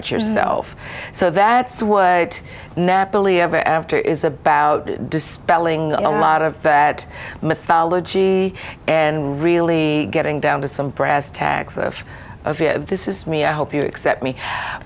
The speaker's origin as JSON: {"language": "English", "town": "Baton Rouge", "region": "Louisiana", "country": "United States", "tie": "born or raised there", "said": "I grew up in Baton Rouge, Louisiana"}